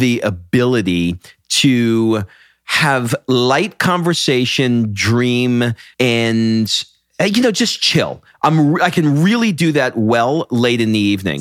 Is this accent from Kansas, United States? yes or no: no; New York, United States; I'm from New York